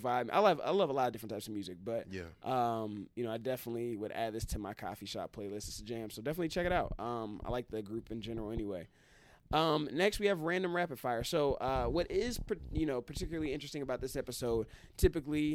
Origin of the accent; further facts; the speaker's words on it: Midwest, United States; now in Detroit, United States; I'm from the Midwest. I'm from the Midwest, so I've grown up with snow